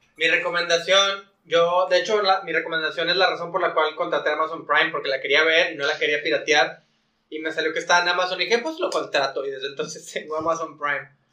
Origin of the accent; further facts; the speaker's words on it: Mexico; soy mexicano